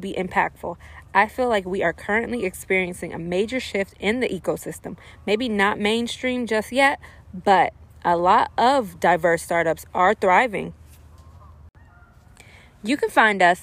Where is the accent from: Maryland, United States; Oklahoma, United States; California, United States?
Maryland, United States; Silver Spring; moved away as an adult; also born or lived in New York; I'm from Silver Spring, Maryland, born and raised. Moved to New York for college